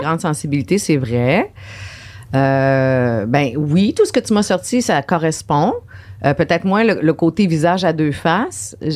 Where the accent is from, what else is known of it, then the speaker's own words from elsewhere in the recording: Saint-Anselme, Quebec, Canada; moved away as an adult; also born or lived in Jonquière / Chicoutimi / Trois-Rivières; now in Montreal, Canada; je viens de la rive sud de Québec, ok de Saint-Anselme, un tout petit village